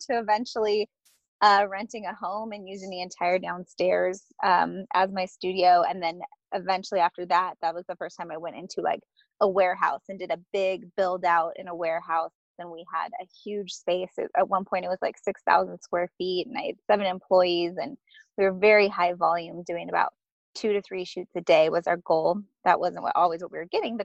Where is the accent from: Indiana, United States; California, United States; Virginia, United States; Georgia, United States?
California, United States; Ramona; also born or lived in San Diego; I am from San Diego, but I grew up in a really rural town called Ramona, California.